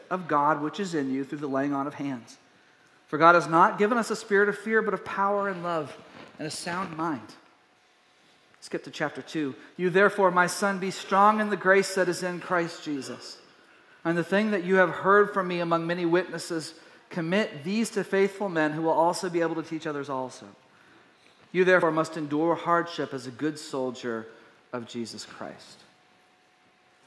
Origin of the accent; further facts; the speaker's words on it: East Texas, United States; We were based in East Texas.